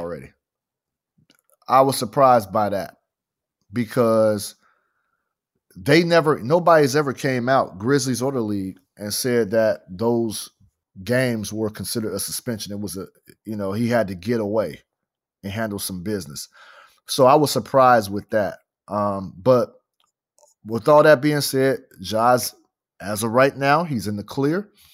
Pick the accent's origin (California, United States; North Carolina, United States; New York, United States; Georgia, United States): California, United States; Fresno; I'm from Fresno, California